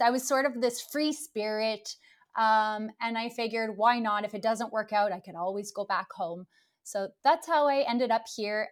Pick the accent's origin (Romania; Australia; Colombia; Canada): Canada; Ottawa, Ontario; moved away as an adult; now in Stockholm, Sweden; I'm originally from Canada. I'm from the uh, capital, Ottawa